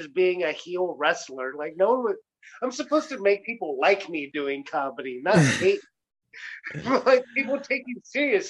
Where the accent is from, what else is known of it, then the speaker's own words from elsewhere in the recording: Mason City, Illinois, United States; I grew up in Mason City.